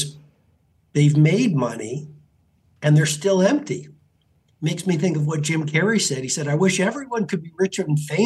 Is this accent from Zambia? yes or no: no; Canada; I grew up in Canada